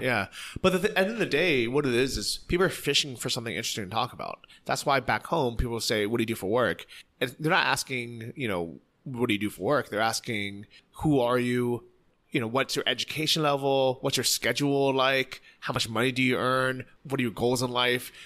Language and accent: English; San Francisco, California, United States; moved away as an adult; now in Chiang Mai, Thailand; I'm from San Francisco